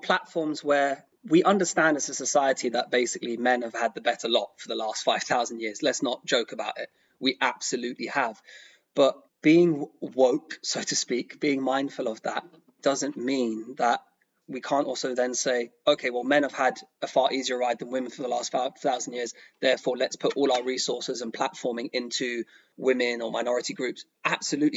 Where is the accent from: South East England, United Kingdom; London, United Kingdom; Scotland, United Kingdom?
London, United Kingdom; I grew up in London, extremely multicultural.